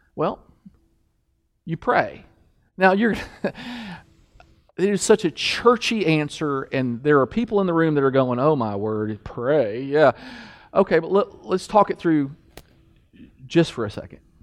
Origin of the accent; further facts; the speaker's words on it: Kentucky, United States; I'm from Kentucky